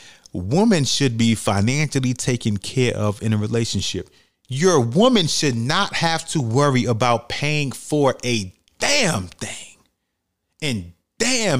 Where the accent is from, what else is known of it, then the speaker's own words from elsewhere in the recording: New York City, New York, United States; I'm from New York City